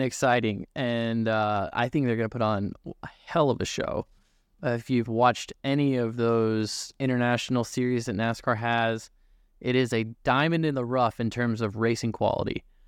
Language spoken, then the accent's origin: English; Newton, Iowa, United States; I grew up racing in Newton